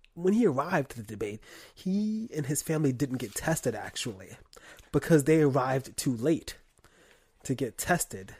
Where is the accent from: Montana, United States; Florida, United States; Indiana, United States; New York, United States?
New York, United States; I'm from New York